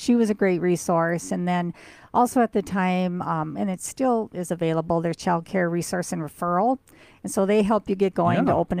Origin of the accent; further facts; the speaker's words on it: Fargo, North Dakota, United States; also born or lived in Minneapolis–Saint Paul; I am from Fargo, born and raised here.